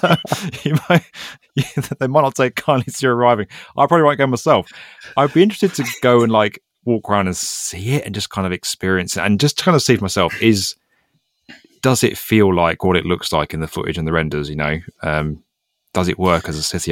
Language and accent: English; United Kingdom; As a British guy